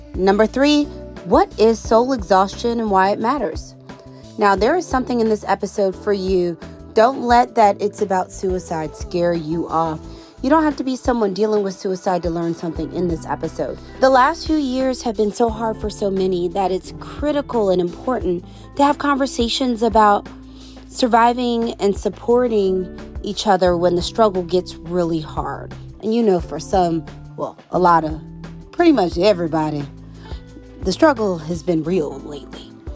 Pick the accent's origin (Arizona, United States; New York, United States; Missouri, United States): Missouri, United States; St. Louis; I'm from St. Louis